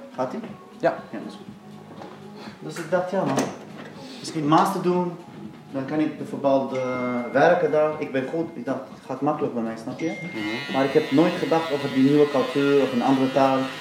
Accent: Damascus, Damascus Governorate, Syria; Dutch is a second language; moved away as an adult; now in Netherlands; Ik woon uit eh, Syrië, ik ben zelf Syrisch, uit eh, de hoofdstad, Damascus.

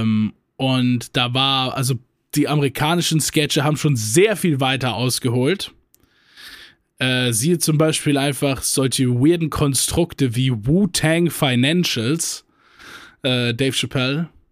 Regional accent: Germany; bei uns in Deutschland

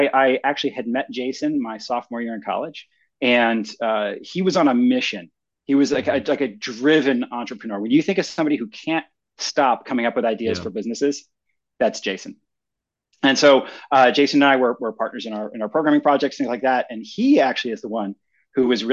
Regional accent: Philadelphia, Pennsylvania, United States; I grew up in Philadelphia, in the Northeast

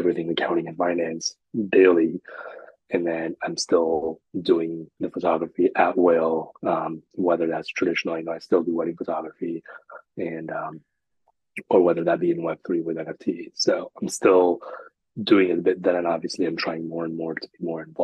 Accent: India; moved away; I grew up in India

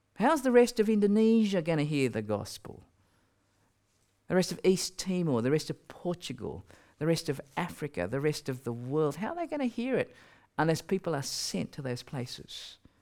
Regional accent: Australia; I'm from Australia

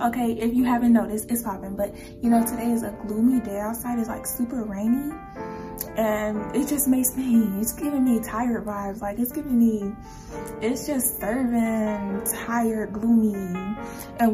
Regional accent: Georgia, United States; also born or lived in California; I was born in California and I came to Georgia when I cannot remember when I came to Georgia. That's how long I've been here.

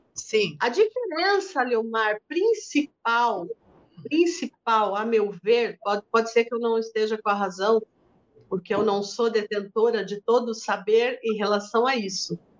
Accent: Brazil; lá em Tararé, na cidade onde eu nasci, no colégio de freiras, onde eu estudei

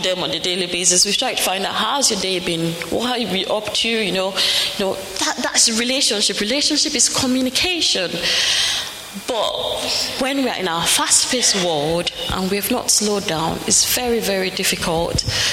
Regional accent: Nigeria; moved away; I'm from Nigeria

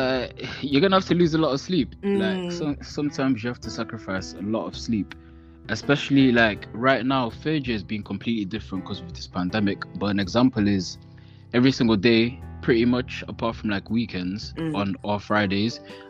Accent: Netherlands; now in England, United Kingdom; So my inspirations, well, because I'm from Holland, because I moved to England from Holland, I listen to like …, …, they're like Dutch artists.

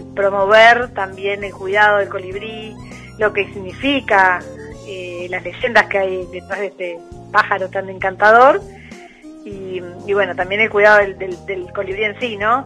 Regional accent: Argentina; moved away as an adult; also born or lived in Buenos Aires; now in Uruguay; yo soy argentina.

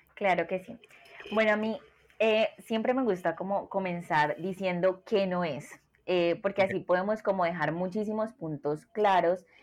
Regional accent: Colombia; soy de Colombia

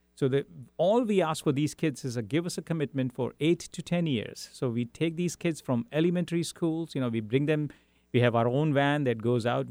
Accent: India; English is a second language; moved away as an adult; also born or lived in Europe; now in Seattle, United States; I grew up in India, then lived in Europe for five years

